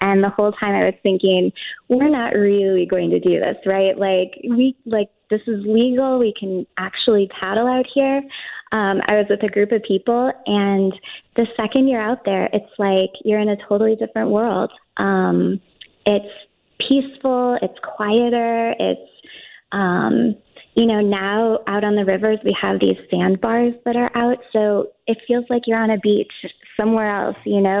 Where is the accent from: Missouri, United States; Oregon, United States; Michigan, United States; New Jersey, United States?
Missouri, United States; St. Louis; I grew up in St. Louis. I've lived here pretty much my whole life.